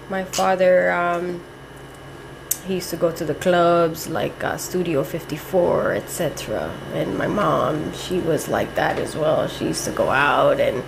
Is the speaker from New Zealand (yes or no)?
no; Miami, Florida, United States; also born or lived in Hialeah, Florida; Born and raised in Miami.